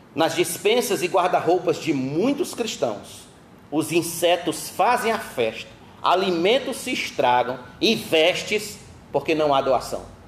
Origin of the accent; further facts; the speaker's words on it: Brazil; nós brasileiros, nós somos acostumados a receber